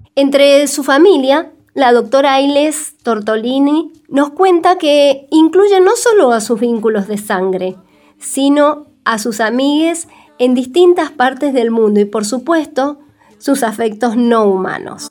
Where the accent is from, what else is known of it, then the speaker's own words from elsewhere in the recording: Mendoza, Argentina; prácticamente nada se enseña en las escuelas de Mendoza sobre nuestra propia historia